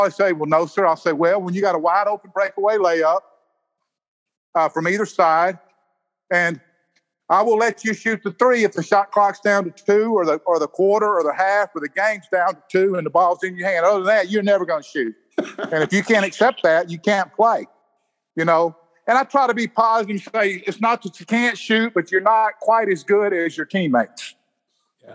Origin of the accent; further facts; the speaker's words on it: the Mississippi Delta, United States; also born or lived in Gulfport, Mississippi; I was born and reared in the Delta of Mississippi. I moved to Gulfport when I was 15 years old.